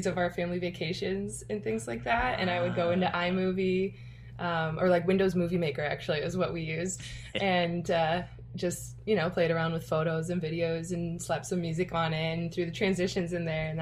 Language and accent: English; Aurora, Illinois, United States; I'm from Aurora, Illinois